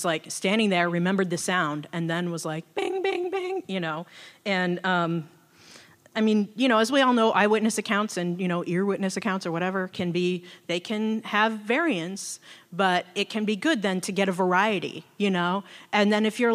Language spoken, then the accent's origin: English; Seattle, Washington, United States; I was born and raised in Seattle.